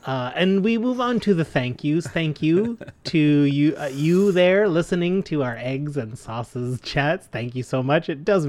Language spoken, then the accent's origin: English; Canada; We're proud Canadian podcasters